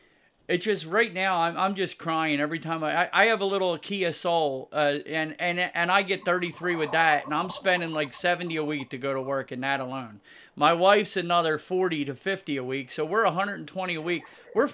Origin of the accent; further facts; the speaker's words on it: United States; It's horrible, and I'm American Indian, so I read a ton about it